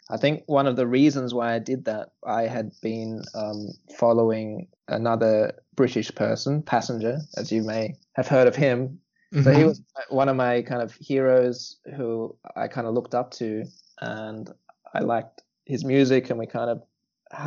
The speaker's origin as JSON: {"language": "English", "region": "New South Wales", "country": "Australia", "tie": "born or raised there", "also_born_or_lived": "Newcastle, New South Wales / Melbourne / London", "moved": "as an adult", "lives_now": "Hamburg, Germany", "said": "I grew up in the countryside of New South Wales in Australia, in a really small town. And then my family moved to Newcastle, which is 2 hours north of Sydney."}